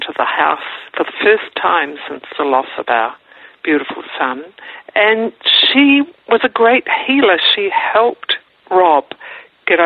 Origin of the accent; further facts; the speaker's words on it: New Zealand; now in Melbourne, Australia; I'm a New Zealander by birth, and we live in Melbourne, Australia